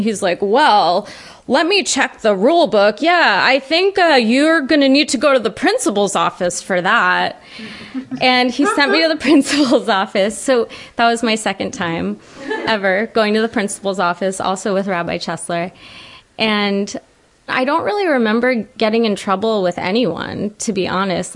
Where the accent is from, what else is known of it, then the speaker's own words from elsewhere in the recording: Ellicott City, Maryland, United States; I grew up in Ellicott City, Maryland